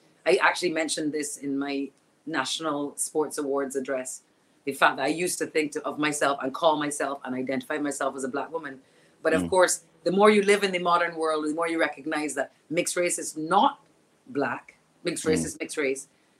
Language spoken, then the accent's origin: English; Australia; their mind around my mother being white, blonde Australian. I can see on their faces when I tell them I'm Aussie, they're thinking, oh, must be Aboriginal, right?